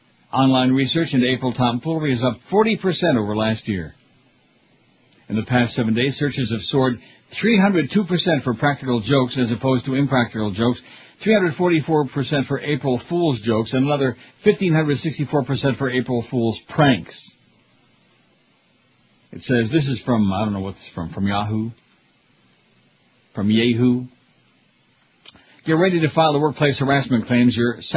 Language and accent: English; Canada; I'm Canadian. I'm not too sexual, eh?